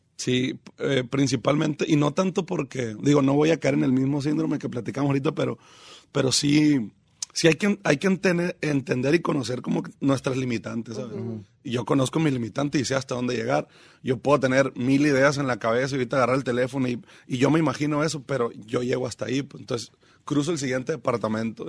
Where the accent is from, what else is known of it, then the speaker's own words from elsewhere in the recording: Mazatlán, Sinaloa, Mexico; also born or lived in Los Mochis / Guasave / Picachos; Caemos a Mazatlán porque papá es maestro.